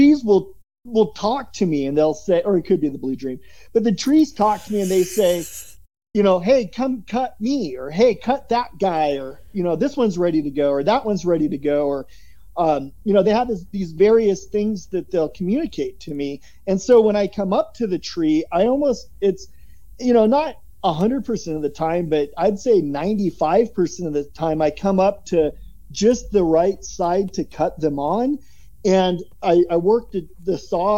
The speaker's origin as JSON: {"language": "English", "region": "Oregon", "country": "United States", "tie": "born or raised there", "also_born_or_lived": "Florida", "moved": "yes", "said": "growing up in Oregon"}